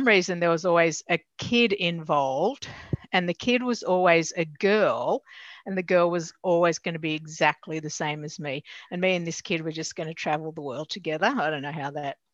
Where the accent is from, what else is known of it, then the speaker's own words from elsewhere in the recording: Newcastle, New South Wales, Australia; I grew up in Newcastle.